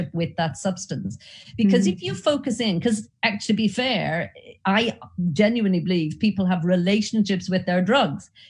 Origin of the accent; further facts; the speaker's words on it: Ireland; accent: Irish; you might have picked up from my accent, I'm Irish.